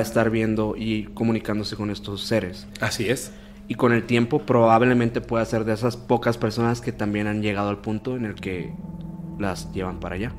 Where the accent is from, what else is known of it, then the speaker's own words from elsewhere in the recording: Hermosillo, Sonora, Mexico; Nosotros somos de Hermosillo, Sonora